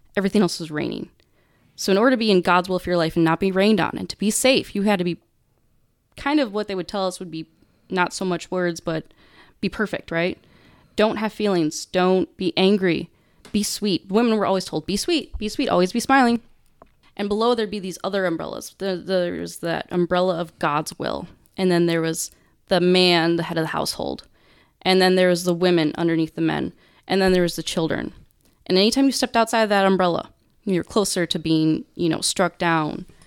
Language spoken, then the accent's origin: English; Beaver Dam, Wisconsin, United States; moved away as an adult; now in Texas, United States; southeastern Wisconsin's where I grew up